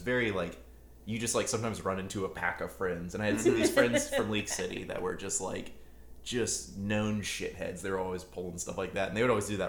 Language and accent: English; Clear Lake, Texas, United States; We're from Clear Lake, so we had the Kima Boardwalk over there